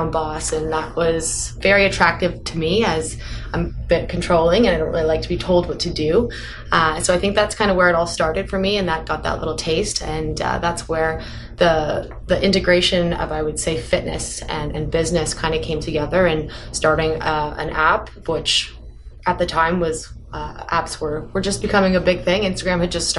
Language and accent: English; Toronto, Ontario, Canada; kind of my hometown